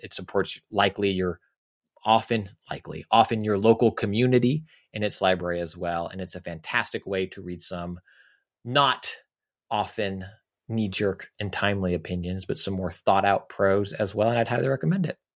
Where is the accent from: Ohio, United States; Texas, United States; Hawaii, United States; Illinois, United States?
Texas, United States; I grew up in Texas